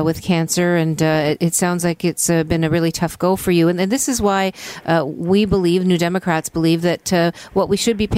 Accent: Hamilton, Ontario, Canada; I'm from Hamilton. Hamilton Centre is my riding

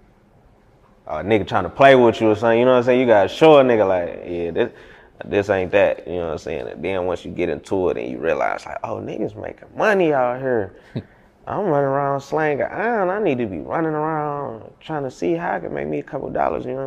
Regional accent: Detroit, Michigan, United States; I was born on Schoolcraft in Greenfield, Montrose. I moved to the east side when I was 10

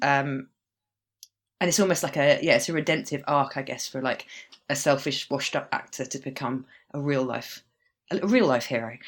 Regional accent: United Kingdom; growing up in Britain and being the age I am

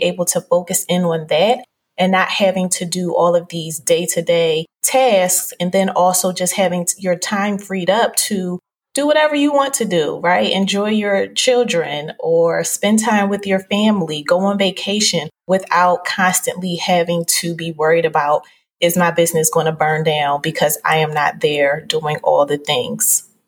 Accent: Philadelphia, Pennsylvania, United States; I'm originally from Philadelphia

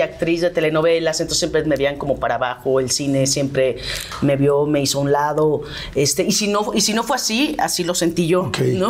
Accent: Mexico; moved away as an adult; soy mexicana, amo México

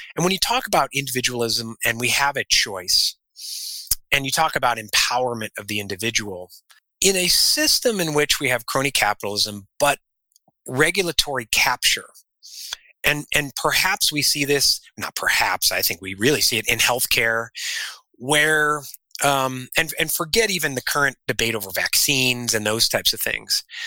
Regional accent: Illinois, United States; moved away as an adult; also born or lived in South Carolina; now in Arizona, United States; we're originally from Illinois

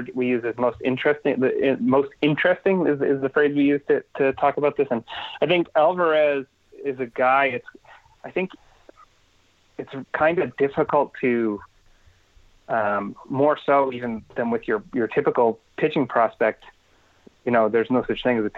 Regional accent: Portland, Maine, United States; my hometown Port AA Portland Sea Dogs

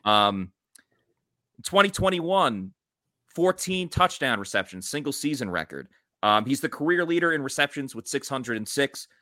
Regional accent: Catskill, New York, United States; moved away; I grew up in New York

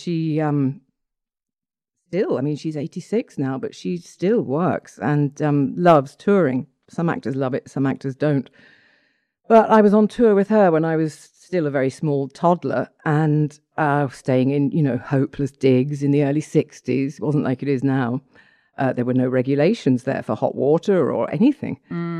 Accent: Stratford-upon-Avon, West Midlands, United Kingdom; born there; I was born in Stratford-on-Avon because my father was performing with the Royal Shakespeare Company at the time.

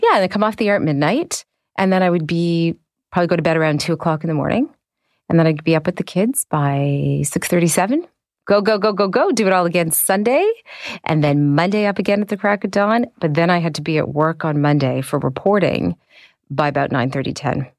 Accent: Canada

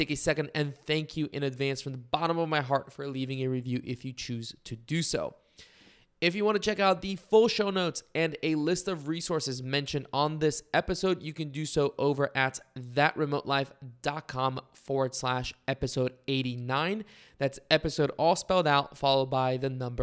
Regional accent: Bulgaria; now in United States; growing up in Bulgaria, I always knew the Czech Republic as Czechia, and then I moved to the United States

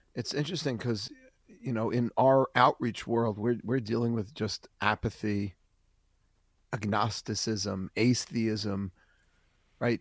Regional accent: New York City, New York, United States; I grew up in Forest Hills, Queens

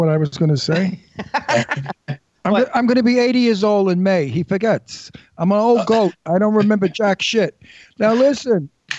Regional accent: New York City, New York, United States; I don't speak Japanese. But lucky I speak English. I'm from Brooklyn.

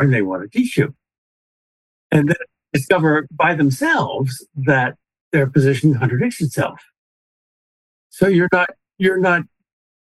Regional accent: Paterson, New Jersey, United States; moved away; also born or lived in Wyckoff, New Jersey; I was born in Paterson

